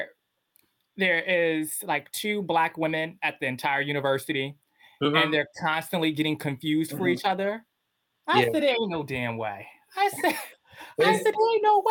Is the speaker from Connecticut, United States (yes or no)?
yes; Bridgeport, Connecticut, United States; I grew up in Bridgeport, which is mainly Black and Latino